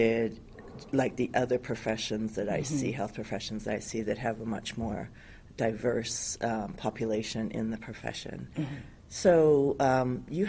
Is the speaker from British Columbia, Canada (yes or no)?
yes; Vancouver, British Columbia, Canada; moved away as an adult; also born or lived in New York, United States; now in Hawaii, United States; I grew up in Vancouver, Canada